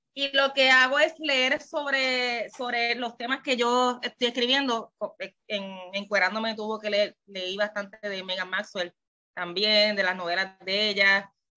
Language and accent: Spanish; Puerto Rico; soy de Puerto Rico